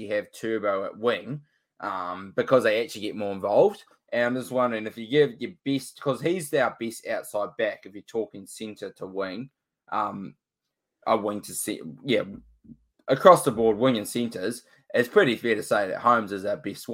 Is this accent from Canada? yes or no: no; New Zealand; I'm from New Zealand